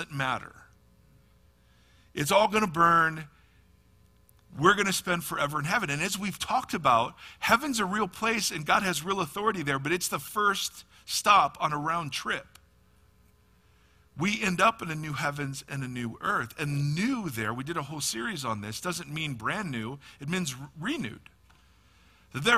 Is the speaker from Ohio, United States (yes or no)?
yes; Ohio, United States; moved away as an adult; also born or lived in California; now in Nashville, United States; I am from Ohio, lived in California for 20 years, moved back to Ohio before I moved to the frost-laden plains of Nashville.